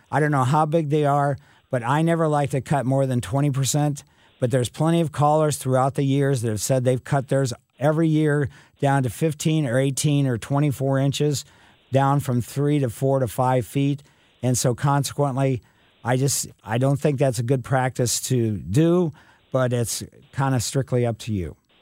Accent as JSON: {"language": "English", "town": "Ellisville", "region": "Missouri", "country": "United States", "tie": "born or raised there", "said": "growing up in Ellisville as a kid in the mid '50s and early '60s"}